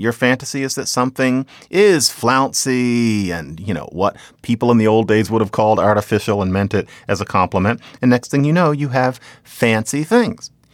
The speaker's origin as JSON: {"language": "English", "town": "Philadelphia", "region": "Pennsylvania", "country": "United States", "said": "I'm from there"}